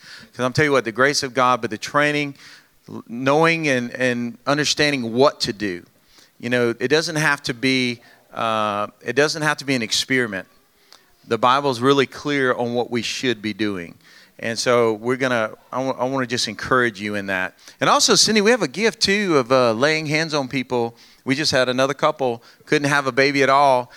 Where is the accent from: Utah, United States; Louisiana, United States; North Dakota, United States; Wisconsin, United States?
Louisiana, United States; we're from Louisiana. I got a good Louisiana woman